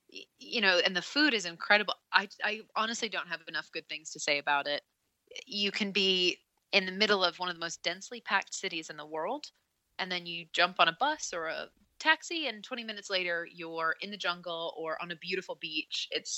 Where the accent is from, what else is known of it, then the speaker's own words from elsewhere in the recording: Northport, New York, United States; I grew up in a small town on Long Island in New York. It's called Northport. And, you know, it's like a one-stop sign town by the water, and it's just a cute little town.